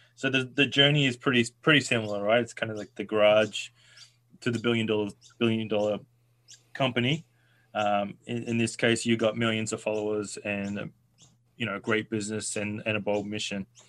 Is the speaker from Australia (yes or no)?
yes; Australia; I'm Australian